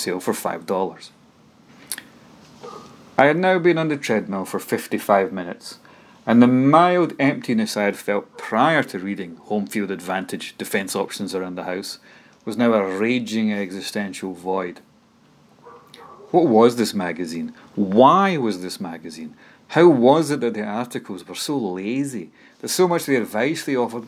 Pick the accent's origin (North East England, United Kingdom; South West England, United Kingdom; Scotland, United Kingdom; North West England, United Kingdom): Scotland, United Kingdom; Dunfermline; my hometown Dunfermline's